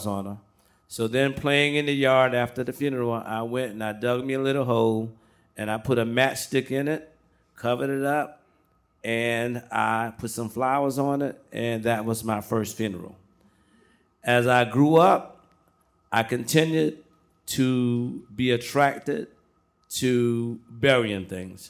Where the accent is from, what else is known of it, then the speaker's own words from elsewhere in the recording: Branchville, South Carolina, United States; When I was growing up in my hometown in Branchville, South Carolina